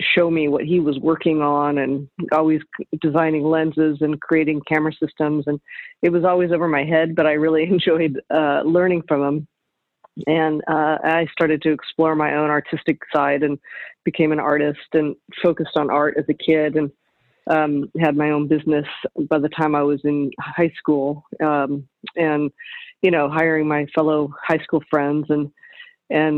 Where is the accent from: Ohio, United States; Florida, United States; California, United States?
California, United States; Burbank; We lived up in the hills in Burbank, and my dad, you know, worked at Disney